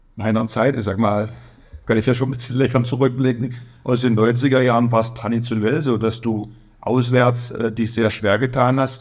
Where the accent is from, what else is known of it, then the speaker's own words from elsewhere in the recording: Magdeburg, Saxony-Anhalt, Germany; accent: Berliner; now in Kraichgau, Germany; Bin beim SC Magdeburg groß geworden